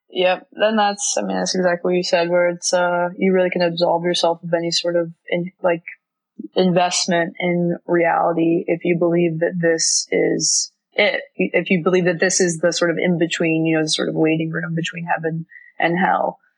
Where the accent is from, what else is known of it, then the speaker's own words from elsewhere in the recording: Florida, United States; now in New York, United States; I grew up in Florida